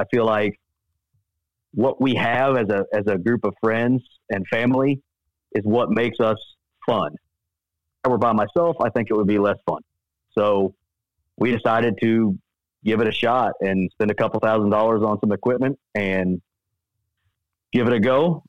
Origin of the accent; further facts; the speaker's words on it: Missouri, United States; So I grew up, I'm born and raised in Missouri.